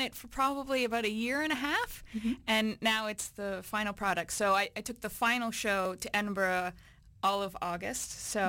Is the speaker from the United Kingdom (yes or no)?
no; Alberta, Canada; moved away; also born or lived in Toronto, Ontario; I was born in Toronto, but I grew up in Alberta in a very small town.